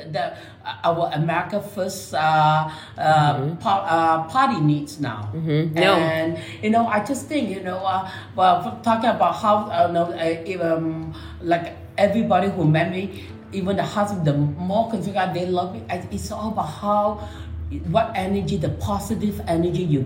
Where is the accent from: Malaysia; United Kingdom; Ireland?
Malaysia; now in United States; I'm a brown skinned Asian from Chinese born and raised in Malaysia.